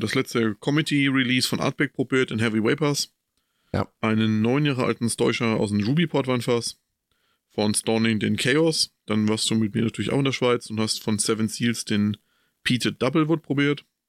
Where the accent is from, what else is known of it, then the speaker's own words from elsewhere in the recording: Coburg, Bavaria, Germany; Bei uns in Coburg